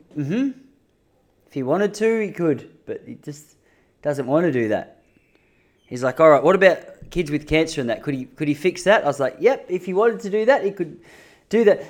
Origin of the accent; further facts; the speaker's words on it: Melbourne, Victoria, Australia; I'm from Melbourne